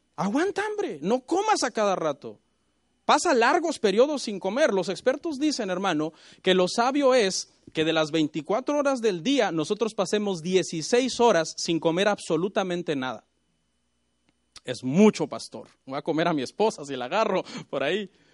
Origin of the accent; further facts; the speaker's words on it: Mexico; Yo soy mexicano